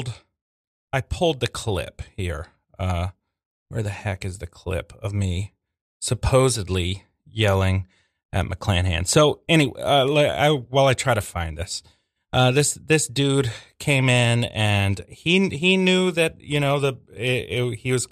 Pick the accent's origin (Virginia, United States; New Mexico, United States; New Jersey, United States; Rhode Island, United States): Virginia, United States; Norfolk; moved away; I grew up in Norfolk, Virginia Beach area of Virginia